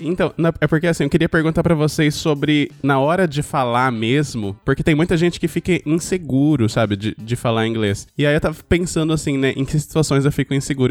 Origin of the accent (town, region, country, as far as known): Brazil